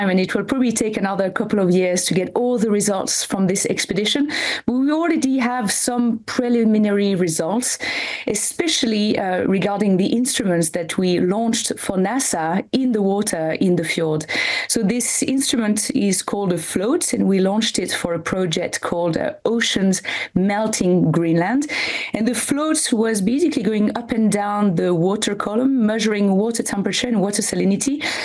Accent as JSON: {"language": "English", "region": "French Alps", "country": "France", "said": "I come from the French Alps"}